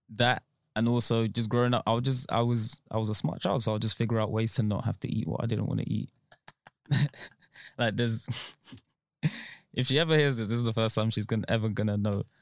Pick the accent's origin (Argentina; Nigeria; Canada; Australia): Nigeria; I was born in Nigeria, so it was in Nigeria